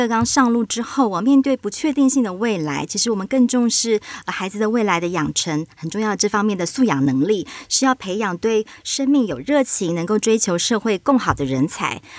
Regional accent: Lukang, Changhua County, Taiwan; 也欢迎大家也可以一起来听导览，认识我们家乡的故事

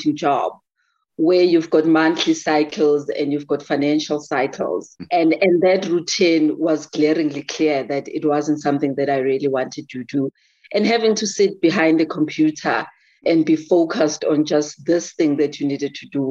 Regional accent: rural KwaZulu-Natal, South Africa; now in Johannesburg, South Africa; I grew up in South Africa, and in one of the regions which is very Zulu-dominated. I'm a Zulu girl from the rural areas of KwaZulu-Natal

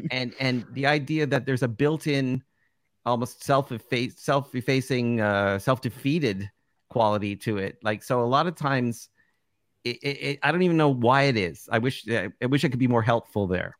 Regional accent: Toronto, Ontario, Canada; the market I grew up in Toronto

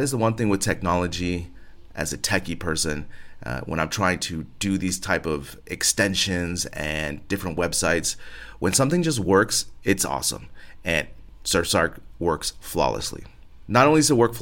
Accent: United States; now in Spain; As an American living abroad here

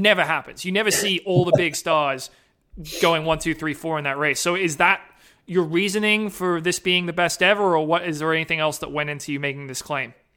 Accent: Bedford, Massachusetts, United States; when I was growing up in Massachusetts at Bedford High School

